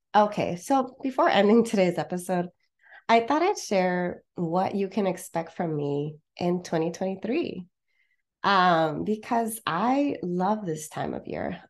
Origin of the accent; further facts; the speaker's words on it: Los Angeles, California, United States; moved away as an adult; also born or lived in Santa Barbara, California; now in Porto, Portugal; I was born and raised in the Southern California area